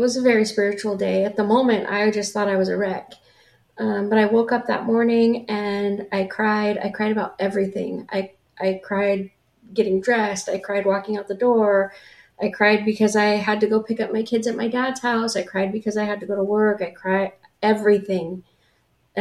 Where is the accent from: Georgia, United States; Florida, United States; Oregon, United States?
Oregon, United States; La Grande; moved away as an adult; also born or lived in Olympia, Washington; my hometown where I grew up in La Grande, Oregon